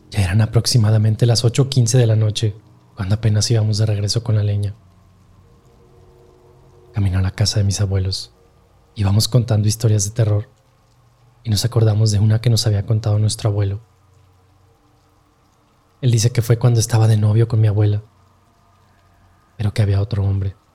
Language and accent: Spanish; Boca del Río, Veracruz, Mexico; les tengo que aclarar que yo soy de Veracruz, de Boca del Río. Y pues esa tradición de que siempre nos llevaban con mi abuelo a la Sierra de Oaxaca